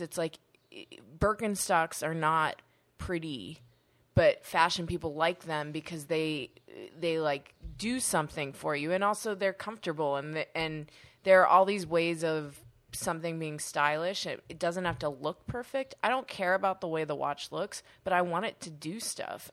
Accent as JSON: {"language": "English", "town": "Pittsburgh", "region": "Pennsylvania", "country": "United States", "said": "I'm from Pittsburgh"}